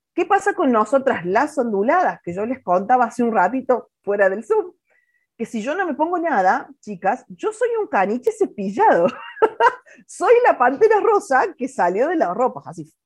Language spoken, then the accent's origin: Spanish; Villa Allende, Córdoba, Argentina; moved away; yo todavía estaba en Córdoba en ese momento, yo trabajaba en un shopping, yo soy de Villa Allende